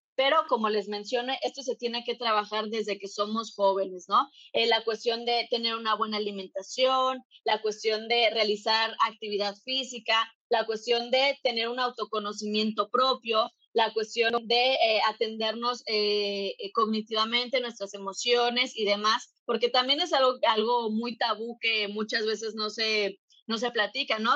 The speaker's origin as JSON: {"language": "Spanish", "country": "Mexico", "said": "en México, de donde yo soy"}